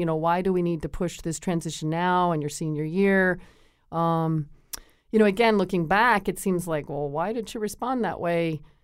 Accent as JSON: {"language": "English", "region": "Connecticut", "country": "United States", "tie": "born or raised there", "said": "I grew up in Connecticut"}